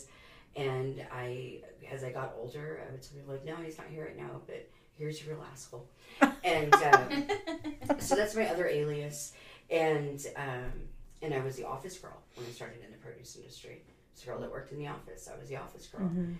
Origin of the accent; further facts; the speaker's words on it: San Antonio, Texas, United States; I am actually a 4th generation San Antonian